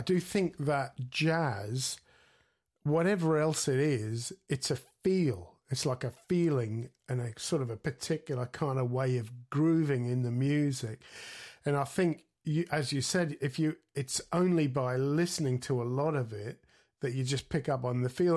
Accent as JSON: {"language": "English", "country": "Australia", "tie": "born or raised there", "also_born_or_lived": "Sydney, Australia", "said": "I grew up in Australia in, in the, you know, in the seventies"}